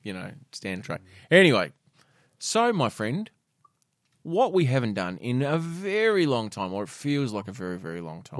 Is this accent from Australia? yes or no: yes; Tasmania, Australia; growing up in Tassie